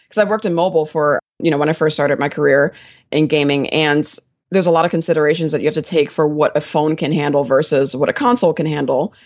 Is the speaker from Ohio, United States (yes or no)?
no; Willingboro, New Jersey, United States; now in Atlanta, United States; I actually grew up in New Jersey. I was from a little town in South Jersey called Willingboro, New Jersey